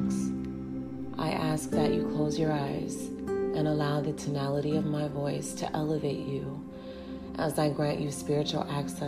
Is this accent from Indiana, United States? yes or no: yes; Merrillville, Indiana, United States; moved away as an adult; also born or lived in Gary, Indiana / New York / Texas; now in Georgia, United States; I grew up in Gary, Indiana and moved to Maryville, Indiana when I was around age 9.